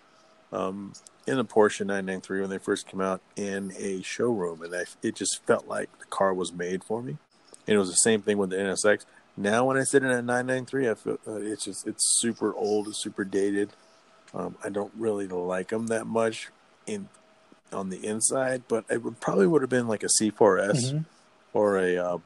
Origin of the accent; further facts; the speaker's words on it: Texas, United States; moved away as an adult; now in Michigan, United States; I was raised in Texas